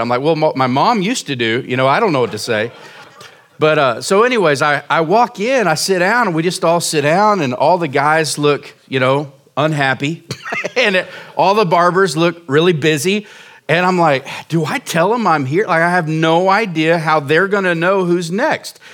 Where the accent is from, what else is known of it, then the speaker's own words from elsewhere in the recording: Oklahoma, United States; moved away as an adult; now in Surprise, Arizona, United States; we moved here in two thousand fourteen to, to start this church from Oklahoma, and I lived in small towns my whole life